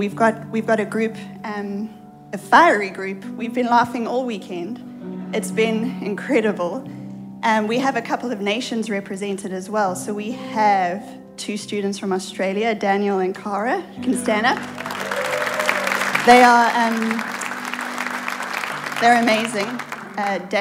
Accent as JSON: {"language": "English", "country": "South Africa", "moved": "as an adult", "lives_now": "United States", "said": "we have an accent. We are not Americans. We come from South Africa, the other side of the world"}